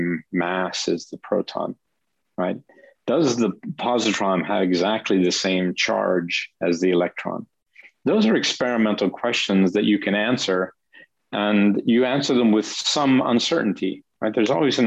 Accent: United States; moved away as an adult; also born or lived in Denmark; now in Geneva, Switzerland; I'm an American, but I've been in Europe for 30 years or so

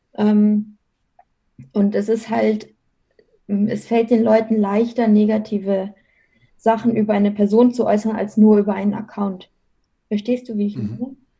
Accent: Munich area, Bavaria, Germany; now in Munich, Germany; komme gebürtig aus dem Münchner Umland

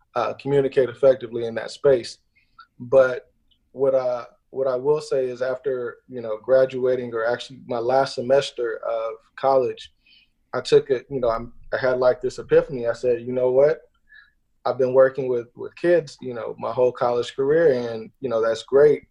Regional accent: Inglewood, California, United States; I grew up out in Los Angeles, uh, Inglewood to be specific

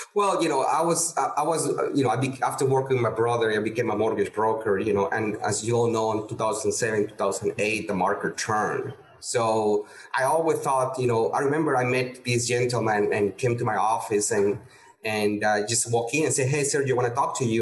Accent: Peru; moved away as an adult; also born or lived in El Paso, Texas / Houston, Texas; now in United States; I'm originally from Peru, and uh, born and raised. And I came to the U.S. at age 25

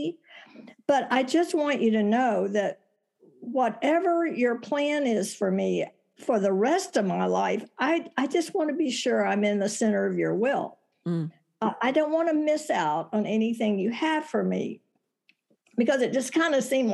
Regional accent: Texas, United States; moved away as an adult; now in Tucson, United States; I was born and raised in Texas

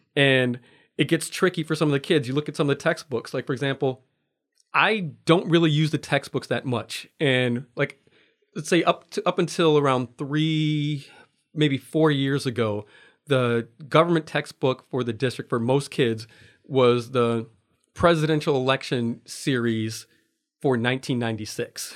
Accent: Waukegan, Illinois, United States; moved away as an adult; now in Anchorage, United States; growing up in Waukegan, Illinois

